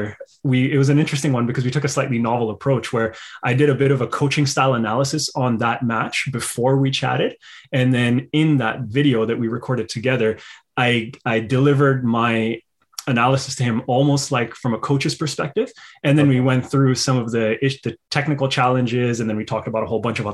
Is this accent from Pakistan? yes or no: yes; Pakistan; moved away; I'm originally from Pakistan